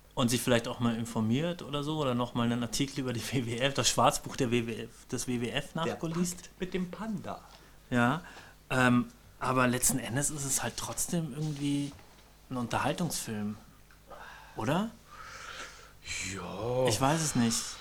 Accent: Bavaria, Germany; ich komm ja aus Bayern.

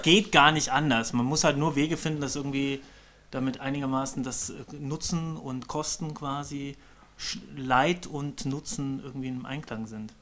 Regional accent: Bavaria, Germany; ich komm ja aus Bayern.

